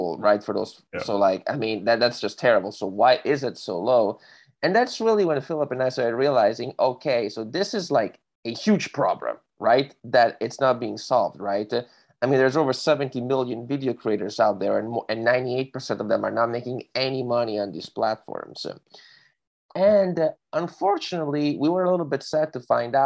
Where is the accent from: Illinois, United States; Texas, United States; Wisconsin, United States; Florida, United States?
Florida, United States; Miami; also born or lived in Italy; I've been living in Miami for like the past 15 years, so I grew up there.